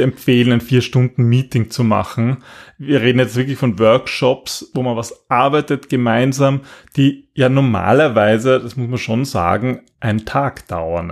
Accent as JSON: {"language": "German", "country": "Austria", "said": "bei uns in Österreich"}